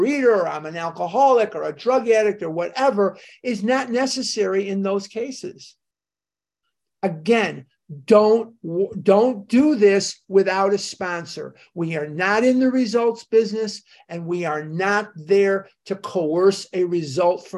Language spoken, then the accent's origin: English; Chicago, Illinois, United States; moved away; I'm born and raised in Chicago, as you know, and I was still living there at this time